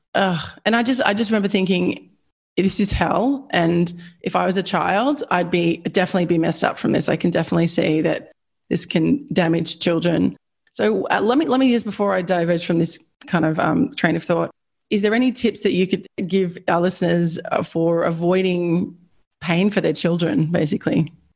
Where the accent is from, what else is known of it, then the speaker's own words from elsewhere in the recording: Australia; I'm Australian